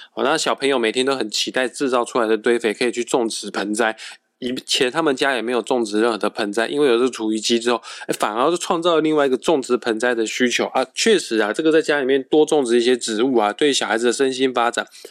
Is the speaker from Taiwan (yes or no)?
yes; Kaohsiung, Taiwan; moved away as an adult; now in Taipei, Taiwan; 我的家乡高雄，是天气非常湿热炎热的一个地方